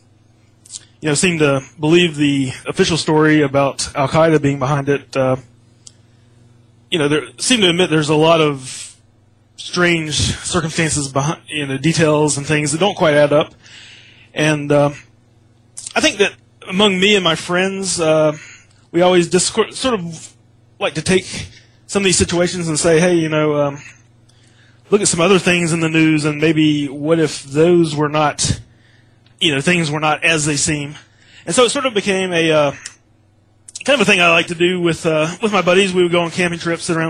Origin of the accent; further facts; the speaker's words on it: United States; growing up in America